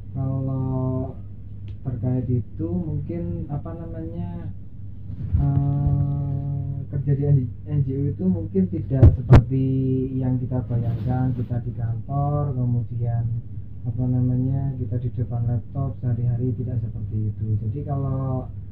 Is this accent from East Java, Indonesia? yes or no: yes; Banyuwangi, East Java, Indonesia; also born or lived in Malang; asal saya dari Banyuwangi